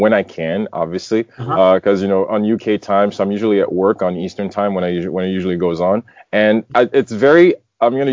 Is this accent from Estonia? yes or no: no; Port-au-Prince, Ouest, Haiti; I grew up in Port-au-Prince, Haiti